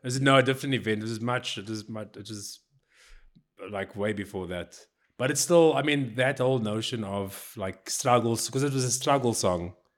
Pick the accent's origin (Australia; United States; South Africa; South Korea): South Africa; I'm South African